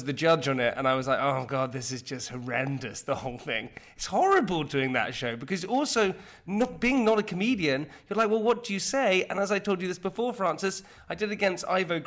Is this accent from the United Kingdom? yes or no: yes; United Kingdom; being British